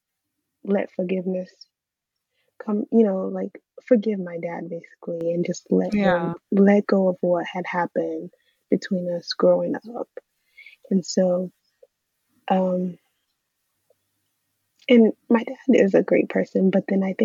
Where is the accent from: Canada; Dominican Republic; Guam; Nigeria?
Nigeria; also born or lived in England; now in United States; I grew up in Nigeria for the most part, and then I migrated to England, lived there for about 2 years, and then migrated to America.